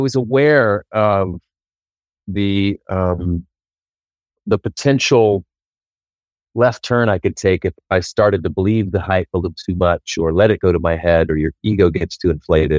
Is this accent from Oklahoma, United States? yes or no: yes; Oklahoma, United States; moved away as an adult; now in Los Angeles, United States; I moved out here from Oklahoma in 2000. 1993